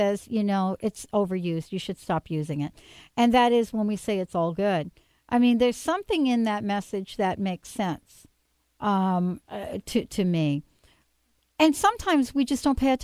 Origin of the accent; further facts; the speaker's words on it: East Coast, United States; now in Pacific Northwest, United States; I come from the East Coast